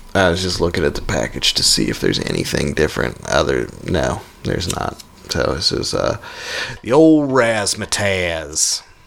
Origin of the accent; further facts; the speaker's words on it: United States; We're American around here